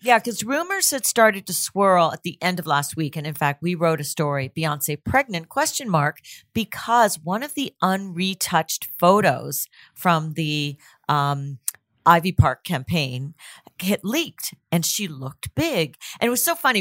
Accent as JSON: {"language": "English", "town": "Toronto", "region": "Ontario", "country": "Canada", "said": "I'm from Toronto too."}